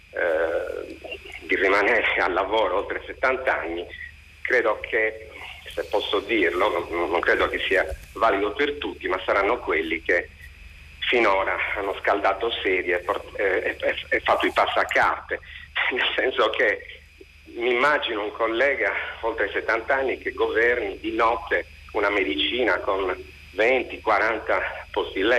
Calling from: Cagliari, Sardinia, Italy; siamo da Cagliari

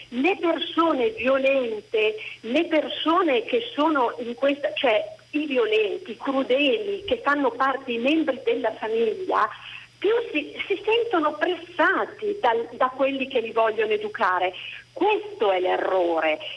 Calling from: Bergamo, Lombardy, Italy; telefono da Bergamo

